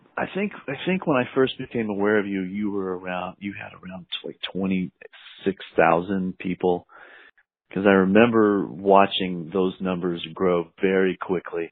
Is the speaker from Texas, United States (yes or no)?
yes; Fort Worth, Texas, United States; now in Chicago, United States; so I grew up in Fort Worth, Texas